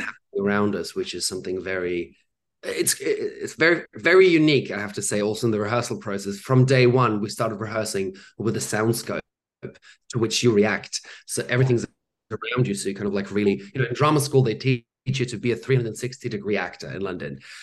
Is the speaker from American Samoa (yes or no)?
no; Germany; I grew up in Germany